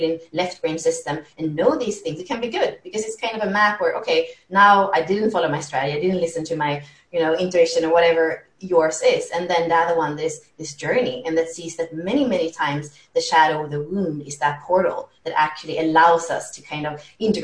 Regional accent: Sweden; moved away as an adult; also born or lived in Spain / France; So I was born in Sweden. I lived in Spain as a kid, but then we went back to Sweden and that's where kind of the craziness was happening. So until 18, I lived in Sweden

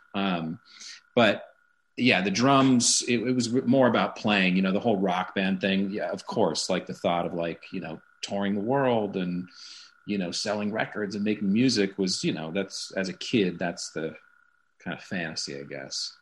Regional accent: Santa Monica, California, United States; I grew up in Santa Monica, California

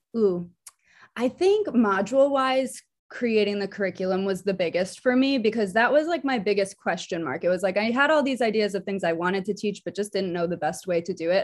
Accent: New Jersey, United States; now in Philadelphia, United States; I am originally from New Jersey, living in Philadelphia right now

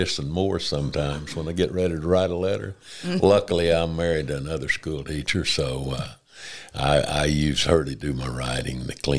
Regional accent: Jay, Oklahoma, United States; also born or lived in Tulsa, Oklahoma; I grew up in Jay, Oklahoma, and my father was a farmer out east of town, raised on 300 acres with four other siblings

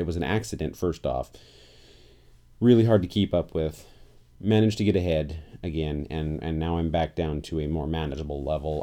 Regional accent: Portland, Oregon, United States; I'm from Portland, Oregon

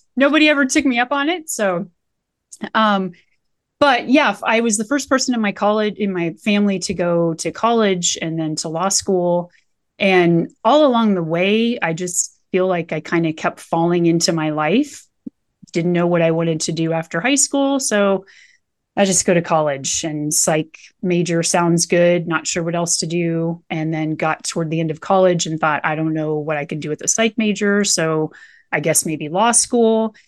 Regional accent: Nebraska, United States; now in Colorado, United States; I grew up in Nebraska, spent most of my life in a trailer down by the river.

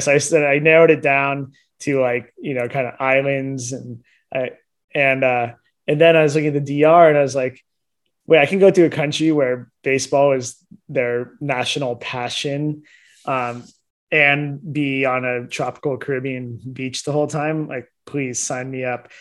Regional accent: Cupertino, California, United States; I grew up in Cupertino, California, which is like the heart of Silicon Valley

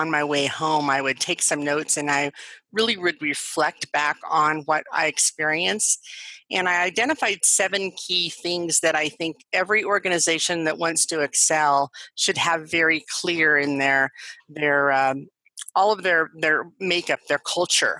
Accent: Colorado, United States; I'm from Colorado. I grew up, you know, in the country

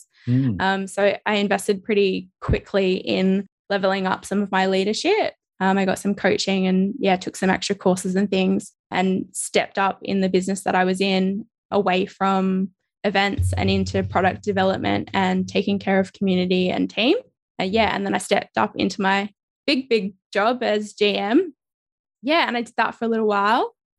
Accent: Adelaide, South Australia, Australia; moved away as an adult; now in New South Wales, Australia; I eventually got back to Adelaide, and I'd been away from Australia for like maybe 5 months or so. And not just Australia, but like my hometown.

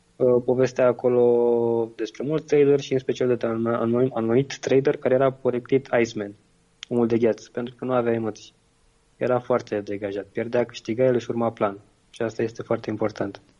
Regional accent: Romania; eu sunt român

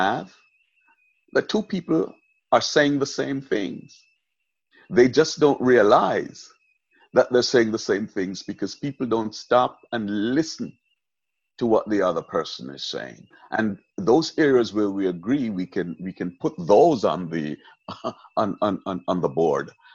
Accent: Jamaica; moved away; I was born in Jamaica, I was raised in Jamaica, spent most of my life out of Jamaica, but I'm still a Jamaican at heart.

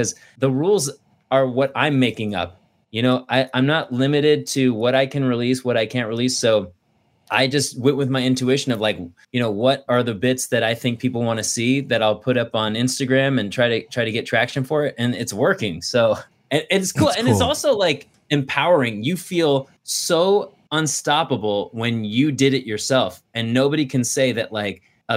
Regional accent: Thousand Oaks, California, United States; also born or lived in San Luis Obispo; I grew up in Thousand Oaks.

